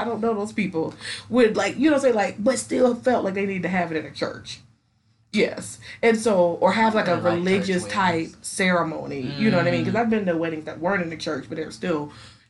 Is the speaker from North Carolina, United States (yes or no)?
yes; Charlotte, North Carolina, United States; Because my people are from, like, a small town in South Carolina. I'm from Charlotte.